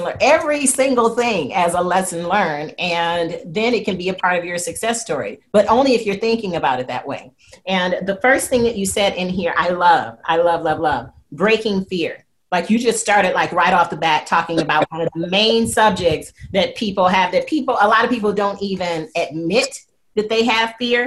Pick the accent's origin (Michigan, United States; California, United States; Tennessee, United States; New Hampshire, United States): Michigan, United States; Flint; also born or lived in Detroit, Michigan; I'm from Flint, Michigan, the dirty water place.